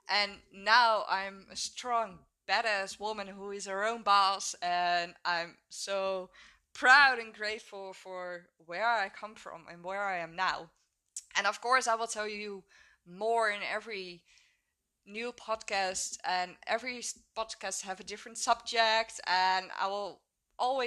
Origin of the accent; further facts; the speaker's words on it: Netherlands; also born or lived in Hook of Holland, Netherlands; I'm 26 years old and I'm from the Netherlands. I live in a small village, Hoek of Holland, and it's at the beach.